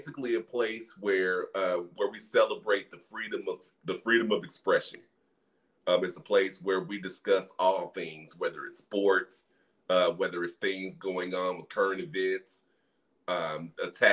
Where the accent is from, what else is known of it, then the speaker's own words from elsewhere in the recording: Dallas, Texas, United States; I hail from the South Dallas area, Texas